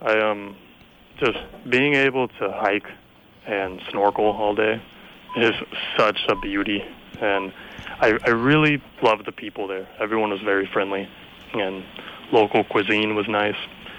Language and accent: English; Miami, Florida, United States; I'm from Miami.